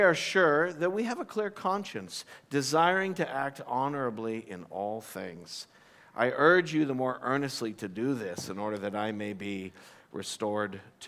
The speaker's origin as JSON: {"language": "English", "country": "United States", "also_born_or_lived": "Abu Dhabi", "moved": "as an adult", "said": "I come from the United States"}